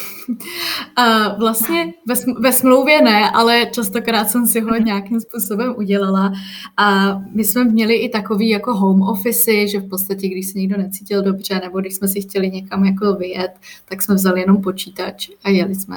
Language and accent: Czech; Czechia